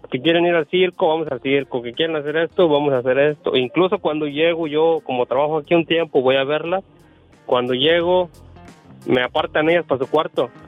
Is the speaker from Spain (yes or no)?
no; Martínez de la Torre, Veracruz, Mexico; now in Montreal, Canada; De, Montreal, Canadá. … soy originario de Martínez de la Torre, Veracruz.